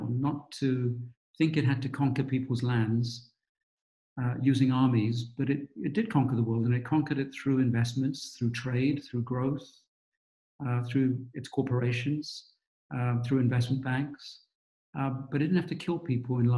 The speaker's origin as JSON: {"language": "English", "region": "London", "country": "United Kingdom", "tie": "born or raised there", "also_born_or_lived": "Gujarat, India", "accent": "British", "moved": "yes", "lives_now": "United States", "said": "I grew up in London's East End, which was rough in those days"}